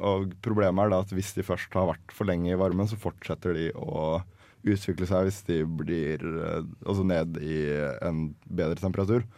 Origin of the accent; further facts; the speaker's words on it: Larvik, Vestfold, Norway; vi, pleier å plukke krabbe hjemme i Larvik